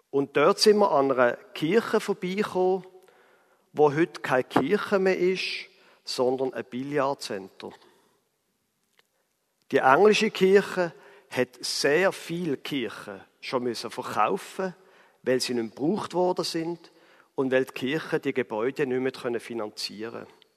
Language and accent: German; Basel, Basel-Stadt, Switzerland; von Basel, wo ich herkomme, bis nach Straßburg sind es ungefähr 130 Kilometer.